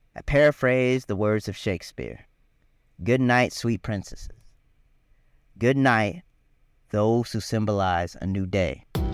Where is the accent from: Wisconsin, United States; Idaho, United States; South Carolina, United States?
South Carolina, United States; Richland County; Richland County, which is where I grew up